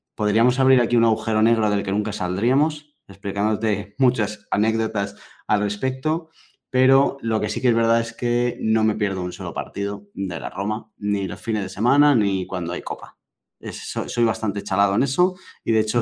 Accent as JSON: {"language": "Spanish", "town": "Madrid", "region": "Community of Madrid", "country": "Spain", "tie": "born or raised there", "said": "yo soy de, aquí, de Madrid de toda la vida"}